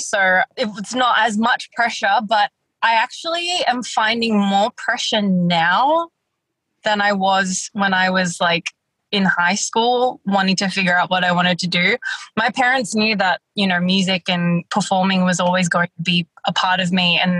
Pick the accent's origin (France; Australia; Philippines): Philippines; which is a very Filipino thing to do, beauty pageants. It's like one of our national sports.